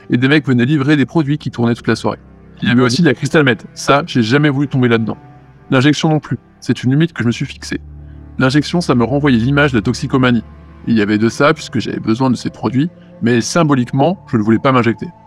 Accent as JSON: {"language": "French", "town": "Lyon", "region": "Auvergne-Rhône-Alpes", "country": "France", "tie": "born or raised there", "said": "je suis originaire de Lyon, je vais avoir 24 ans bientôt."}